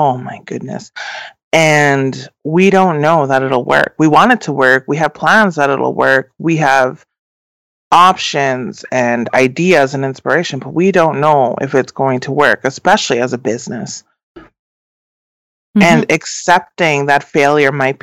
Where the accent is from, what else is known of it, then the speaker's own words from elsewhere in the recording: English River First Nation, Saskatchewan, Canada; also born or lived in Beauval / Vancouver; I'm a Dene from English River First Nation and a Métis from the Batoche St. Laurent area